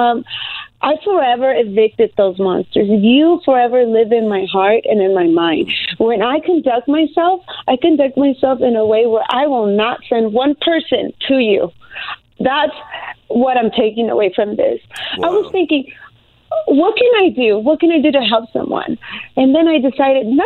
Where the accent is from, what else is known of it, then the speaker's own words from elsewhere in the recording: United States; I'm American. I am with Mexican descent. My father is Mexican, and my mother is Salvadorian, and they met in California